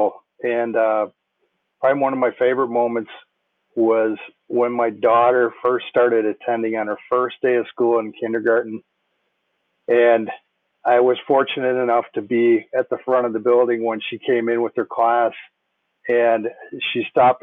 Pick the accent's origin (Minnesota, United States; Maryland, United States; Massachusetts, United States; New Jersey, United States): Minnesota, United States; Minnetonka; I grew up in Minnetonka, went to Minnetonka High School